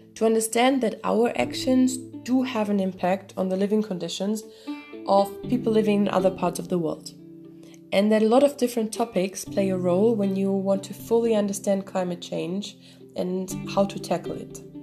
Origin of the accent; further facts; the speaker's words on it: Belgium; I'm from Belgium from uh, Cali.